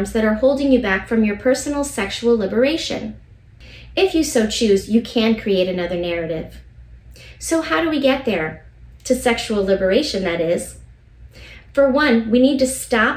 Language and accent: English; United States